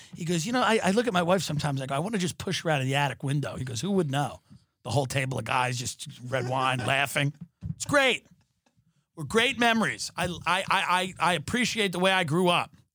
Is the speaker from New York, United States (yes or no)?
yes; New York, United States; moved away as an adult; now in Los Angeles, United States; as a New Yorker, as a guy that grew up in New York